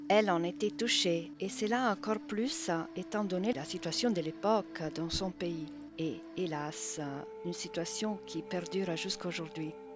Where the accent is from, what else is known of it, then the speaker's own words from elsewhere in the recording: Rome, Lazio, Italy; now in Brittany, France; ma ville natale, Rome